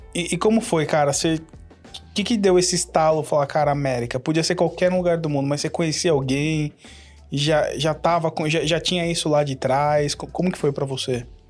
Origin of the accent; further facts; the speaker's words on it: São Paulo, Brazil; now in United States; Eu sou do Jabaquara